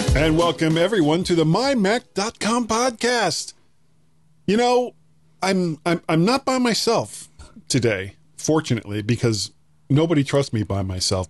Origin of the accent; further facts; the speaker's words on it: United States; I'm an American